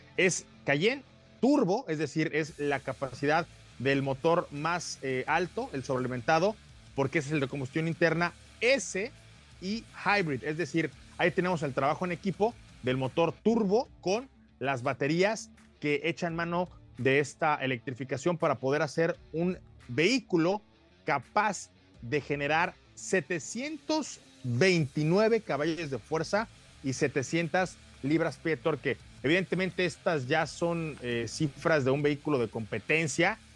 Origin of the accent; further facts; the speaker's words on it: Cuernavaca, Morelos, Mexico; para quienes somos de Cuernavaca